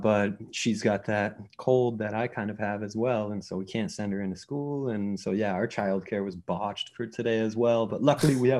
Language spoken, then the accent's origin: English; Waterbury Center, Vermont, United States; moved away as an adult; I'm originally from Waterbury Center, Vermont